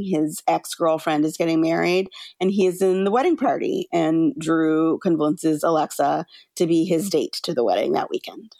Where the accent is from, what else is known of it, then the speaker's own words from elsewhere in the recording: California, United States; I grew up in California